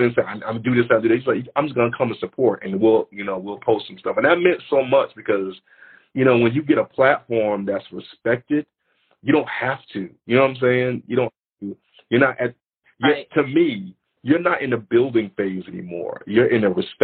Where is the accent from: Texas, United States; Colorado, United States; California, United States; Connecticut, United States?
Connecticut, United States; Bridgeport; also born or lived in Brooklyn, New York; I'm originally from Brooklyn, but I've lived most of my life in Bridgeport, Connecticut